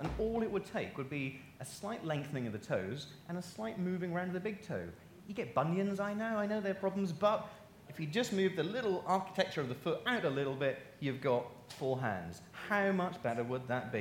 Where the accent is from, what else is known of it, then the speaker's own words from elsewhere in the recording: Norfolk, East of England, United Kingdom; I'm from Norfolk